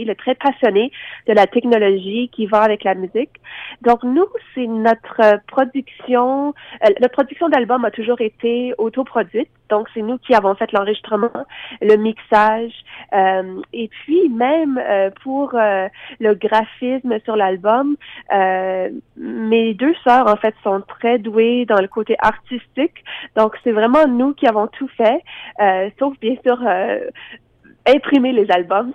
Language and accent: French; Lafontaine, Ontario, Canada; on vient du petit village de La Fontaine, donc à deux heures au nord de Toronto, dans la région de la baie Georgienne. Et puis, c'était euh, une enfance assez particulière